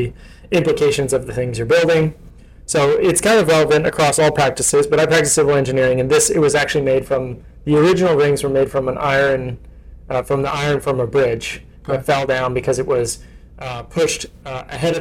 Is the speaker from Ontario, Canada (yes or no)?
no; North Vancouver, British Columbia, Canada; moved away as an adult; now in Santa Cruz, United States; I grew up in North Vancouver, which is from where we're sitting today, back towards the bottom of Mount Seymour over there